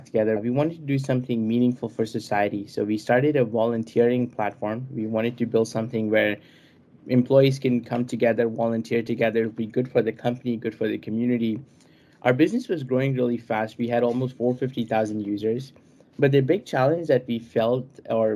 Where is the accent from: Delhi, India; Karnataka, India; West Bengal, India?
Delhi, India; New Delhi; I was born in New Delhi